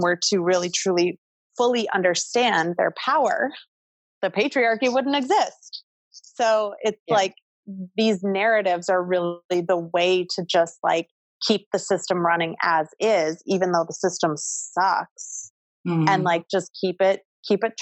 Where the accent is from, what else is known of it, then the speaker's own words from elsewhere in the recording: Midwest, United States; now in New York City, United States; I grew up in the Midwest.